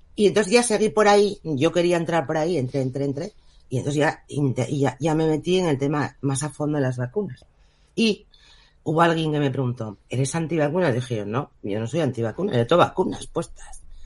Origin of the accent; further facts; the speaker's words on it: Spain; soy española